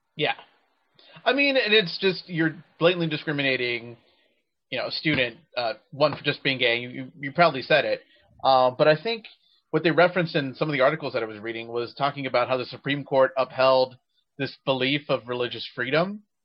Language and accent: English; Texas, United States; my home state of Texas